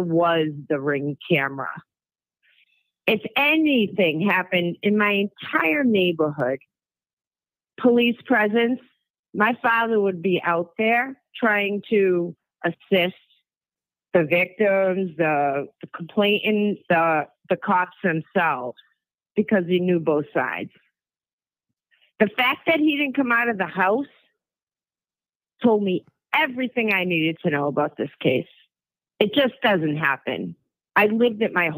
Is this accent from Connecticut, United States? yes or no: no; Worcester, Massachusetts, United States; I grew up in Worcester, Massachusetts